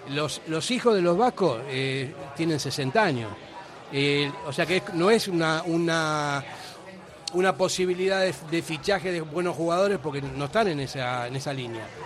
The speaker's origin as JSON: {"language": "Spanish", "country": "Argentina", "moved": "yes", "lives_now": "Basque Country, Spain", "said": "vine hace 45 años aquí, pero soy argentino y tengo contacto."}